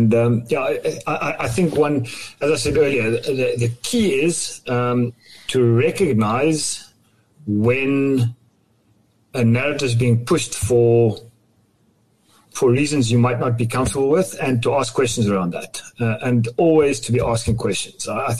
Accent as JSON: {"language": "English", "country": "South Africa", "tie": "born or raised there", "said": "I grew up in South Africa."}